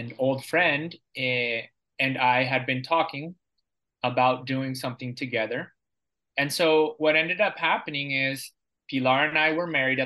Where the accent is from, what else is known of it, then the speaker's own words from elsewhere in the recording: San Diego, California, United States; moved away as an adult; now in Costa Rica; I'm originally from San Diego, California